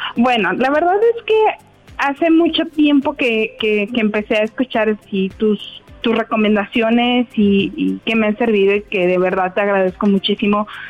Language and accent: Spanish; Mexico